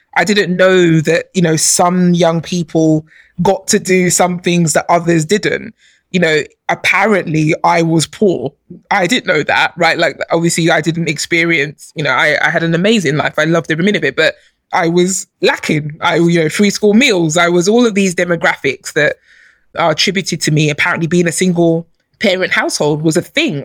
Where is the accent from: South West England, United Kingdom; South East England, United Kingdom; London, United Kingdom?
London, United Kingdom; also born or lived in Nigeria; I grew up in London. I was born in Nigeria, but I came here as a baby, and I, I you know, I grew up here